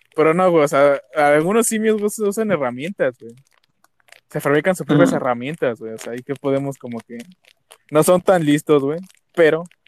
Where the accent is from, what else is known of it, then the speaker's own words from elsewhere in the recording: State of Mexico, Mexico; nací en el Estado de México